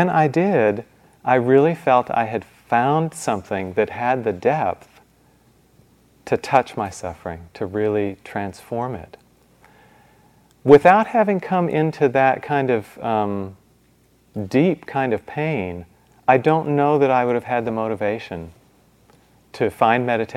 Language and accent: English; Midwest, United States; I grew up in the Midwest